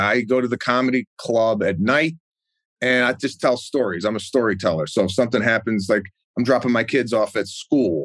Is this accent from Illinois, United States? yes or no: yes; Arlington Heights, Illinois, United States; moved away as an adult; I grew up in Arlington Heights and that's my hometown